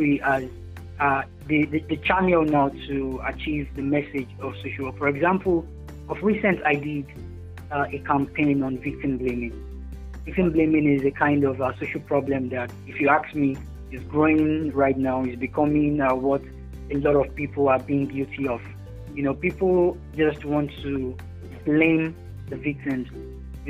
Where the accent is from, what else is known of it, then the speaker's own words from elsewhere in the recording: Nigeria; I'm a Nigerian poet, a writer, and a social worker